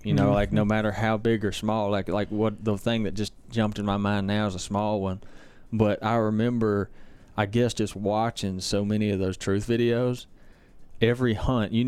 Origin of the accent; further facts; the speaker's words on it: Brandon, Mississippi, United States; I grew up in Brandon, Mississippi